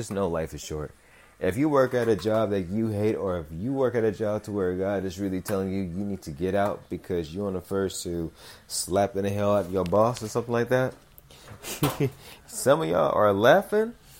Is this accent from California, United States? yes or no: yes; Los Angeles, California, United States; I'm from South Central California. We're a different kind of breed in Cali